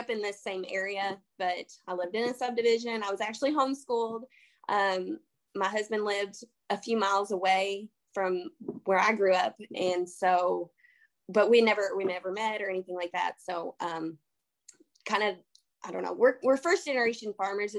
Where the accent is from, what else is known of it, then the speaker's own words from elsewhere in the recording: Kentucky, United States; I'm from Kentucky